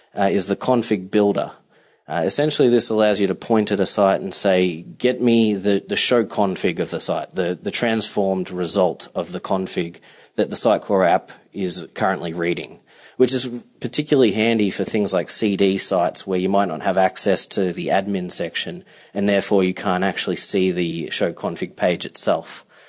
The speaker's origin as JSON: {"language": "English", "town": "Melbourne", "region": "Victoria", "country": "Australia", "moved": "as an adult", "lives_now": "New York City, United States", "said": "I'm coming to you from the Upper West Side in New York City, um, but I am originally from Melbourne, Australia. So I've been here for about three years, um, and as you can tell, this isn't your typical Manhattan accent."}